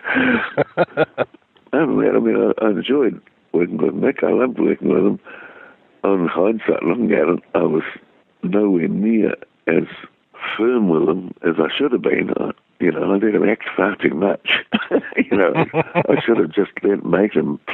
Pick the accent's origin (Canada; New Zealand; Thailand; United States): New Zealand; accent: Kiwi; my Kiwi accent.